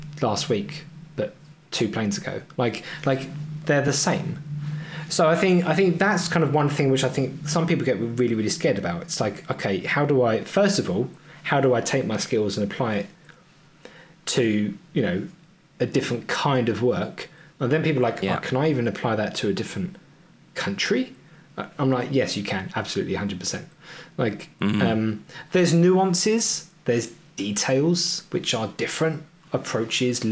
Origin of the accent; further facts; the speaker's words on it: United Kingdom; moved away as an adult; I'm always going to go back to my home country where my friends and family are.